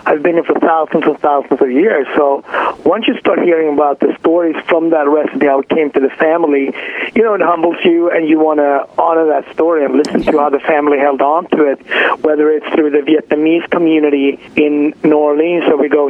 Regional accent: Sweden; moved away as an adult; also born or lived in Ethiopia; now in New York, United States; I was born in Ethiopia and raised in Sweden and came to this country in my early 20s.

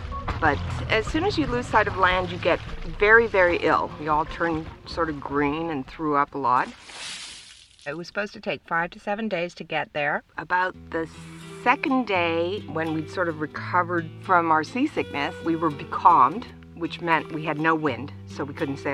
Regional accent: British Columbia, Canada; moved away; also born or lived in United States; I'm originally from Canada, from British Columbia.

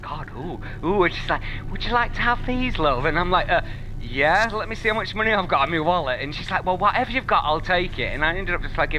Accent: Yorkshire and the Humber, United Kingdom; because I'm from Yorkshire

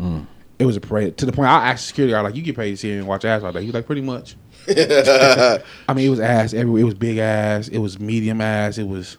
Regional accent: Las Vegas, Nevada, United States; I'm from Vegas

